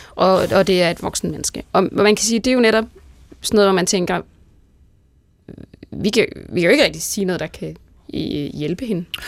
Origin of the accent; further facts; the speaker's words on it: Jutland, Denmark; accent: Jutlandic; Jeg er fra Jylland